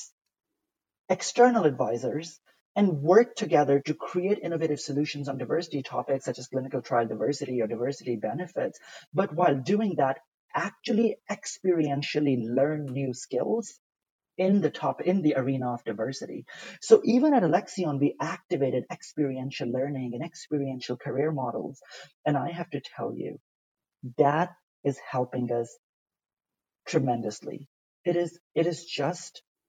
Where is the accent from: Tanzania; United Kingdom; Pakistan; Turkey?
Pakistan; English is a second language; moved away; also born or lived in United States / Italy; Growing up in Pakistan, I once went to a Catholic school, and we're not Catholic